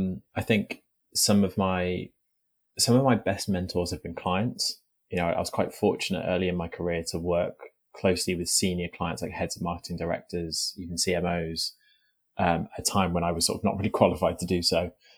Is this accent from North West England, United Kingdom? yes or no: yes; North West England, United Kingdom; I sort of have quite a neutral accent, but I'm from Merseyside. That's where I was born and where I grew up.